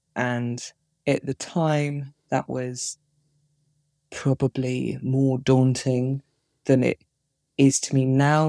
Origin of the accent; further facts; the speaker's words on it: Plymouth, South West England, United Kingdom; moved away as an adult; also born or lived in Edinburgh; I grew up in Plymouth